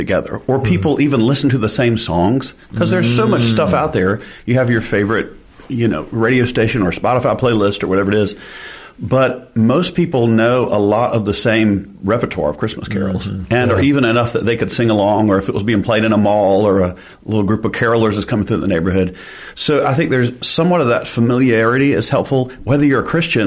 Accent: the South, United States; we're from the South

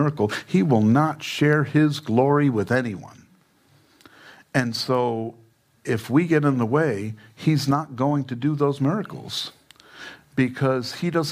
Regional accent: New York, United States; now in Fountain Hills, United States; I'm from New York.

